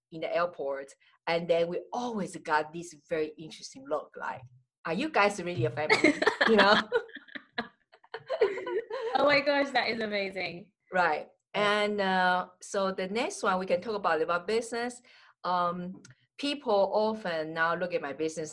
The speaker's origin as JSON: {"language": "English", "country": "Taiwan", "also_born_or_lived": "United States / Jamaica", "second_language": "English", "moved": "as an adult", "said": "I'm original from Taiwan."}